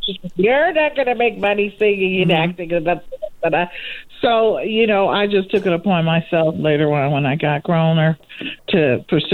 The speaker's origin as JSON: {"language": "English", "town": "Cleveland", "region": "Ohio", "country": "United States", "tie": "born or raised there", "also_born_or_lived": "Los Angeles, California", "moved": "as an adult", "lives_now": "Inland Empire, United States", "said": "I am from Cleveland, Ohio"}